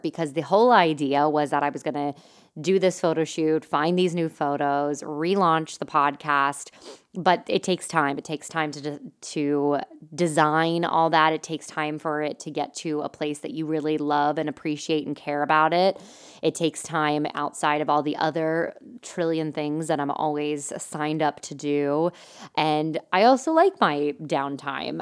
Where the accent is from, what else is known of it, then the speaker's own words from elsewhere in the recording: Lebanon, Pennsylvania, United States; now in Lancaster, United States; my hometown, like Lebanon's a little bit of a smaller area, and that's where like some of my family's from